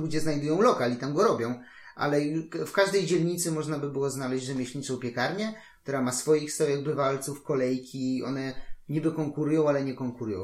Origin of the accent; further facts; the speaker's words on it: Warsaw, Masovian Voivodeship, Poland; Jestem w Warszawie, jakim chyba z czwartego czy z piątego pokolenia